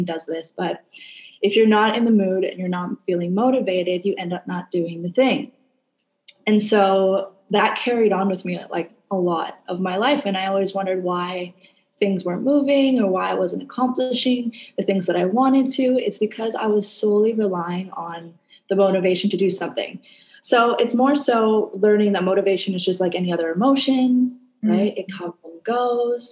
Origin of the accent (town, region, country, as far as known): Canada; now in Indonesia